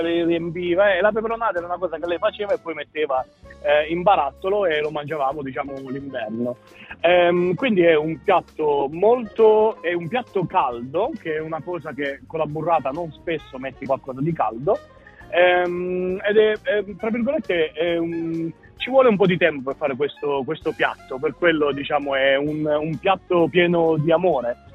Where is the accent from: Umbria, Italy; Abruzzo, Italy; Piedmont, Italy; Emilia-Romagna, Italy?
Abruzzo, Italy; moved away as an adult; now in Melbourne, Australia; io vengo dall'Abruzzo dove è molto verde